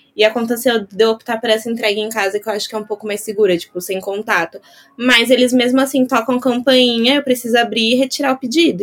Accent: São Paulo, Brazil; eu sou de São Paulo

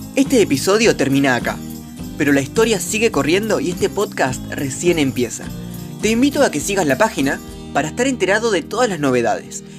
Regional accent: Argentina; argentino, estudiante de comunicación social

